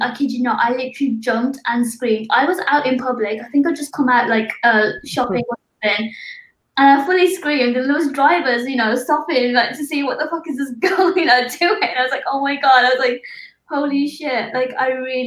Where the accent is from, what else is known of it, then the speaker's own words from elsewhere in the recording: Birmingham, West Midlands, United Kingdom; moved away as an adult; now in London, United Kingdom; I moved to London 2 years ago. I'm actually from Birmingham.